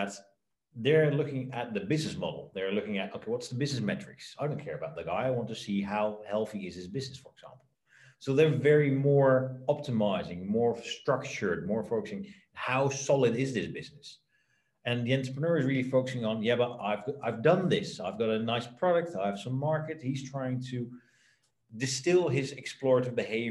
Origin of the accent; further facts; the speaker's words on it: Netherlands; I was born in the Netherlands, my parents are both entrepreneurs